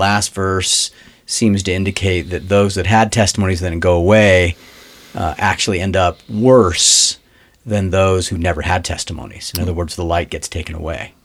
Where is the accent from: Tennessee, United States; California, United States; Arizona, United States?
California, United States; Los Angeles; I grew up in Los Angeles